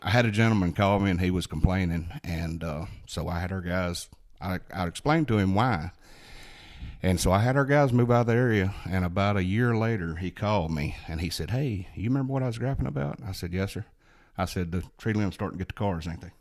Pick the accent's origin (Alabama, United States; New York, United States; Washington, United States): Alabama, United States; Hayden; I grew up here in Blount County, born and raised in the Hayden area, graduated to Hayden High School